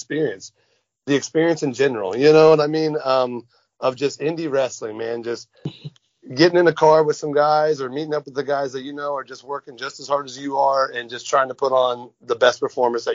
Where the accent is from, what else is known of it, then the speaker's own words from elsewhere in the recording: near Lafayette, Indiana, United States; Lafayette, Indiana was... Yep. Close to my hometown